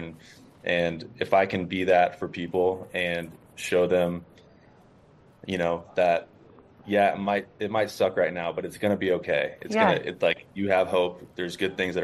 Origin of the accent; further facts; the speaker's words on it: Texas, United States; I'm from Texas